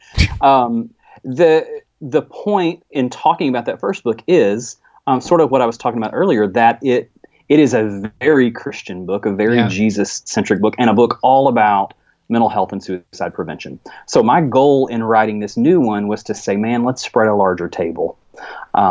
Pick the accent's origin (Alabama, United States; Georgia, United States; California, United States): Alabama, United States; rural; accent: Alabama accent; in rural Alabama